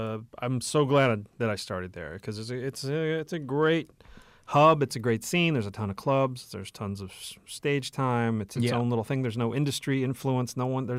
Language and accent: English; Dallas, Texas, United States; I mean, I was in we're from Dallas, so where the bases and stuff are not around Dallas.